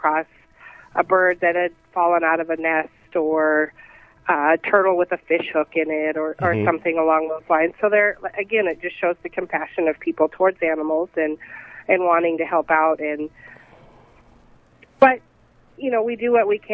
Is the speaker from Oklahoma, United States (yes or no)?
no; South Dakota, United States; moved away as an adult; also born or lived in San Antonio, Texas; Well, I'm originally from South Dakota